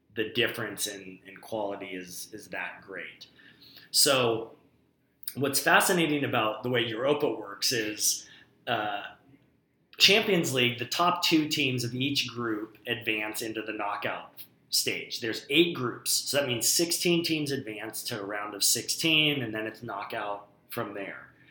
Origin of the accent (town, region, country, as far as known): United States